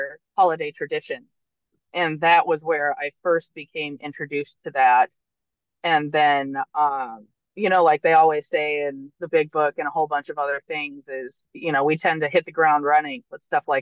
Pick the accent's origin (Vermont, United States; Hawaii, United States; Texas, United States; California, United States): Vermont, United States; I grew up in Vermont, which is a very small town type state.